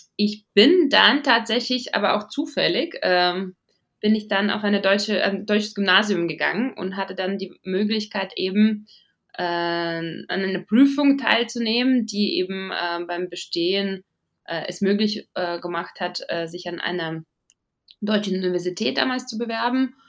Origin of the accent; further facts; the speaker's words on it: Riga, Latvia; German is a second language; moved away as an adult; now in Munich, Germany; ich bin äh, in Riga geboren und aufgewachsen.